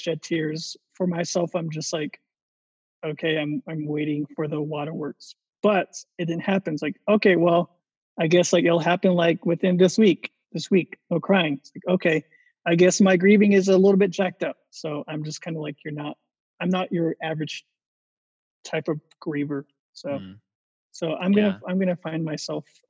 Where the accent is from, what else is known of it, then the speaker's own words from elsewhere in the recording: New Mexico, United States; my hometown, here in New Mexico